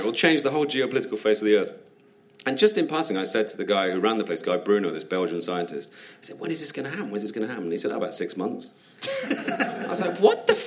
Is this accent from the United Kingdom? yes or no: yes; United Kingdom; as a Brit